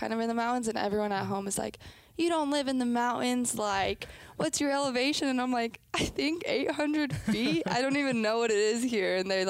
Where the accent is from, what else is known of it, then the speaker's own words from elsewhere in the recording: Brighton, Colorado, United States; moved away as an adult; also born or lived in Seattle, Washington; now in Jacksonville, United States; So I was born in Seattle, and then I only lived there for about a year. And my dad got a new job in Colorado, so we just kind of picked up.